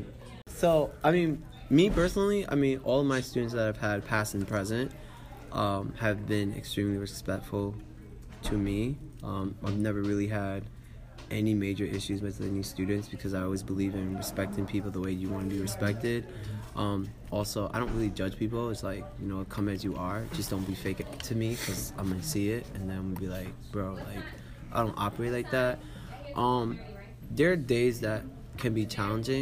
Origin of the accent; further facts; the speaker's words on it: New York City, New York, United States; I'm from Brooklyn